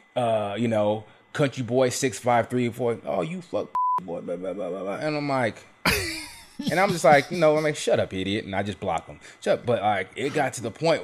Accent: South Carolina, United States; I grew up in South Carolina

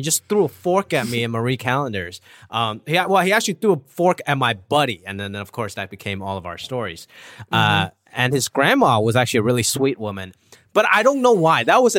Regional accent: Hong Kong; now in United States; I was an immigrant. You know, I came from Hong Kong and my whole life, it's been trying to be very American, listening to hip hop.

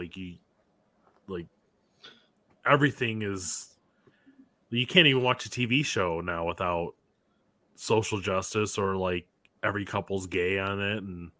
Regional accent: the North, United States; Like, I grew up in the North.

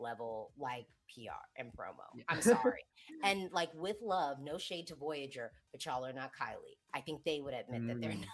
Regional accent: United States; I say this as the American third party

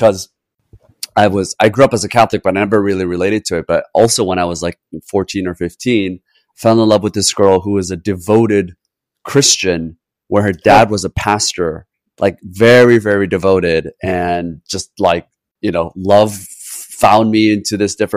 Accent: South Korea; moved away; also born or lived in Canada / United States; growing up in Korea and then having moved to Canada and the US

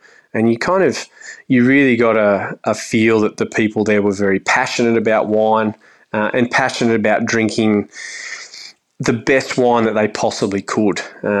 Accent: Australia; when you'd remark, I'm from Australia, they'd look at you weirdly

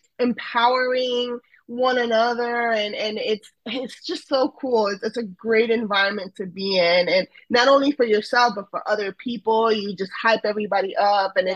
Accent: Broward area, South Florida, United States; also born or lived in Ecuador / New York / Orlando / Houston; I was raised in South Florida, in a Broward area.

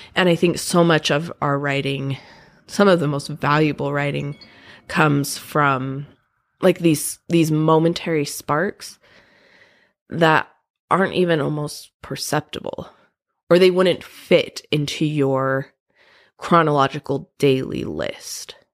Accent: Provo, Utah, United States; I grew up in Provo and went to B Y U

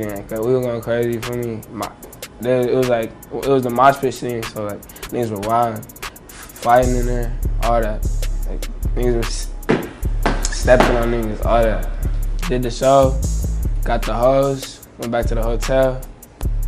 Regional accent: Seattle, Washington, United States; I'm from Seattle, and I'm 16

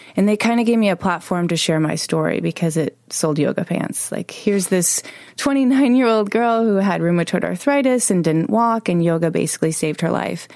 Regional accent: Chicago, Illinois, United States; moved away; I was 11 years old growing up in Chicago

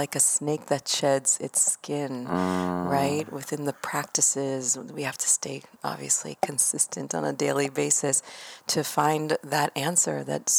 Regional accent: Israel; also born or lived in United States; So I was born in Israel and my mom's American, my father's Israeli, and I've been back and forth my whole life.

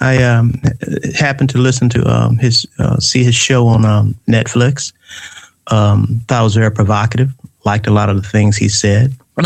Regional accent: Atlanta, Georgia, United States; We all went to the Grove Park Elementary School in the Grove Park community in Atlanta. … I grew up on South Elizabeth Place.

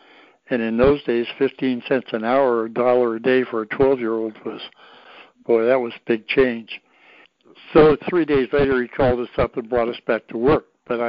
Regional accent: Oregon, United States; But I grew up fishing in Oregon

